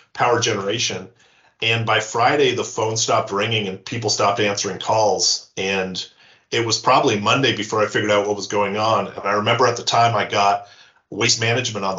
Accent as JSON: {"language": "English", "region": "Newfoundland and Labrador", "country": "Canada", "tie": "born or raised there", "also_born_or_lived": "Yukon / Calgary, Alberta / Montreal", "moved": "yes", "said": "I was born in the Yukon and I grew up in Newfoundland."}